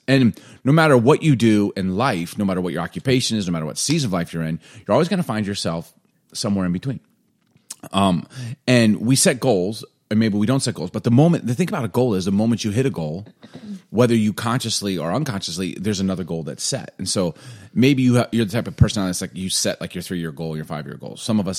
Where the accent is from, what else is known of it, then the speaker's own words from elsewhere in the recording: Chicago, Illinois, United States; now in Seattle, United States; I mean, I know what to do. I'm from